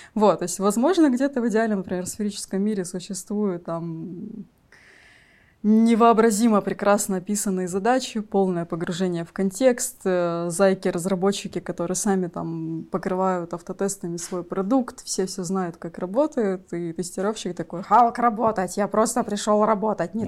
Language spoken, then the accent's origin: Russian; Magadan, Magadan Oblast, Russia; moved away; also born or lived in Krasnodar / Saint Petersburg; я родилась в Магадане, но долго-долго перебиралась